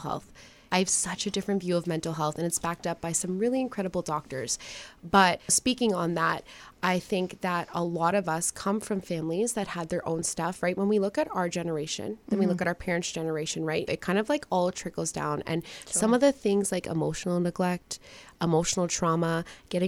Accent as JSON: {"language": "English", "town": "Windsor", "region": "Ontario", "country": "Canada", "tie": "born or raised there", "said": "I grew up in Windsor, Ontario. Never left"}